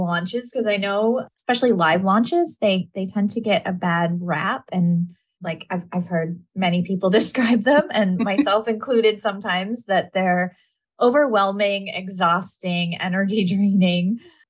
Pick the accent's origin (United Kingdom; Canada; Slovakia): Canada; Yeah. I'm Canadian too.